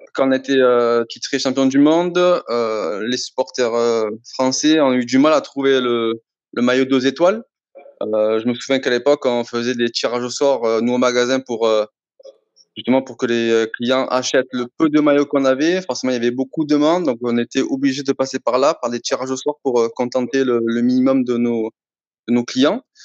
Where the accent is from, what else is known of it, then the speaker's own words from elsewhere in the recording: Marseille, Provence-Alpes-Côte d'Azur, France; je suis de Marseille, donc forcément ici à Marseille